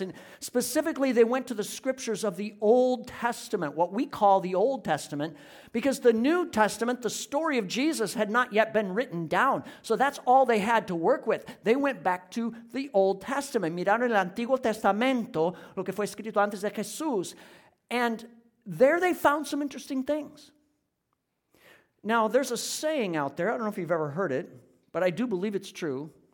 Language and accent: English; Iowa, United States; moved away; was back in my hometown in Iowa, where I grew up.